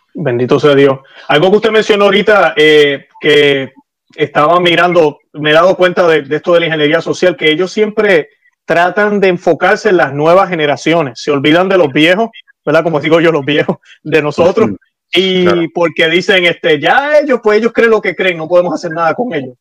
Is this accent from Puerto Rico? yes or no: yes; Puerto Rico; now in Florida, United States; vivo en Florida, nací en Puerto Rico